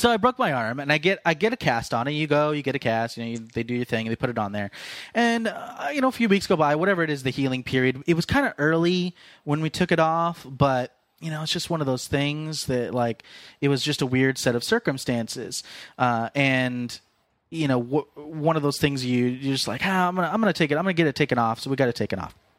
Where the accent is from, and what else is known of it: Fresno, California, United States